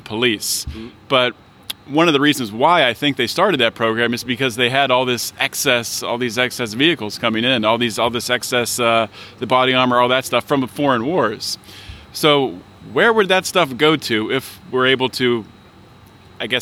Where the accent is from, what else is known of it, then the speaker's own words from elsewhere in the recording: Pittsburgh, Pennsylvania, United States; I'm from Pittsburgh